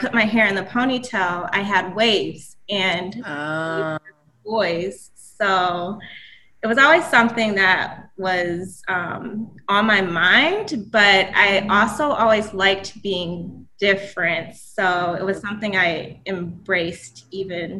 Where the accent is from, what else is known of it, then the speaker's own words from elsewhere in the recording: Cleveland, Ohio, United States; moved away as an adult; I was born in Cleveland, Ohio. I have traveled around the country recently, moving from state to state